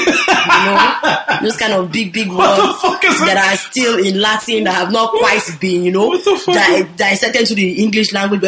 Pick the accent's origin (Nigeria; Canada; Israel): Nigeria; moved away; Because being Nigerian